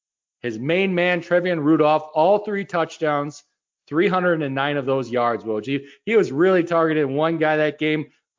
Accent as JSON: {"language": "English", "region": "Midwest", "country": "United States", "said": "we're from the Midwest."}